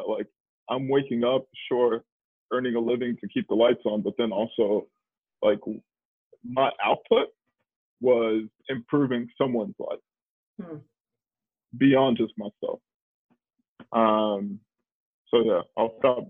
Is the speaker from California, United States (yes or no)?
no; Dallas, Texas, United States; moved away as an adult; also born or lived in Washington, D.C.; I grew up in Texas, Dallas, but I became a grown up in DC